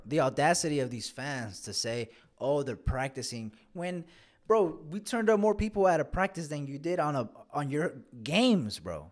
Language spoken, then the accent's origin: English; Austin, Texas, United States; we're from Austin, Texas